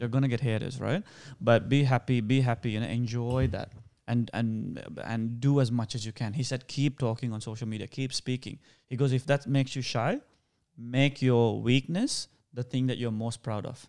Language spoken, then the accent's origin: English; Sri Lanka; accent: Sri Lankan; now in Australia; Even though I don't sound Indian, I actually sound more Sri Lankan.